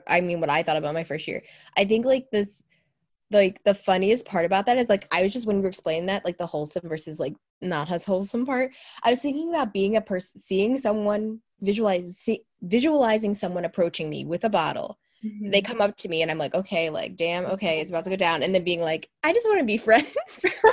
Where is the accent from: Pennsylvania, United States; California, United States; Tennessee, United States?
Pennsylvania, United States; a college that's near my hometown in PA